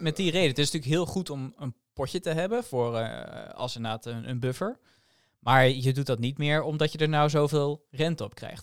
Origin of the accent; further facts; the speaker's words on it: Netherlands; als Nederlanders